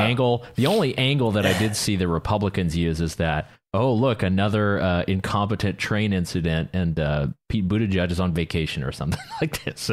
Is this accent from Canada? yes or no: yes; Canada; I did my part as a Canadian citizen who has a vote